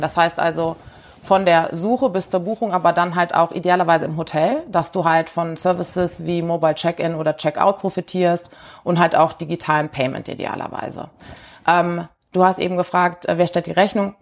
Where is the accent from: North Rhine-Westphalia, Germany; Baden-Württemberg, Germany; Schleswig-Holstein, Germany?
North Rhine-Westphalia, Germany; Cologne; also born or lived in Rheingau; ich äh, komme aus Köln